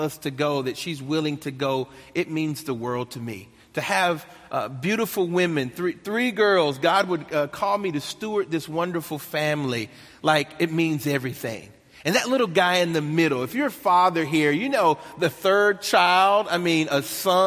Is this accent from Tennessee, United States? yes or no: yes; Nashville, Tennessee, United States; accent: country twang; I was born and raised in Nashville, Tennessee. That's the country twang you hear right there